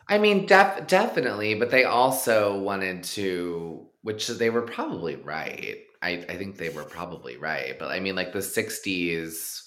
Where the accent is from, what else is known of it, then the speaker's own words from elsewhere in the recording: Texas, United States; moved away; I grew up in really conservative uh-huh. shithole Texas